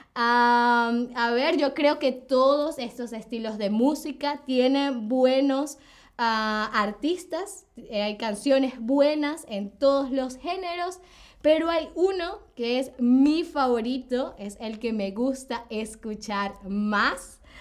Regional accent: Caracas, Capital District, Venezuela; soy de Venezuela, soy de Venezuela, ¿ok? De Caracas, Venezuela.

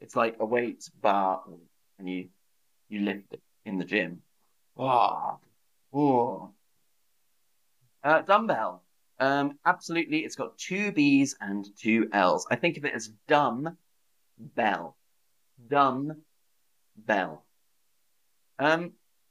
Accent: United Kingdom; I'm British

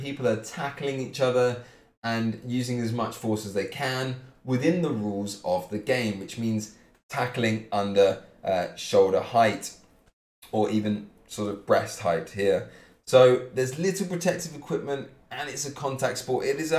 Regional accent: Cambridge, East of England, United Kingdom; I am from Cambridge in England.

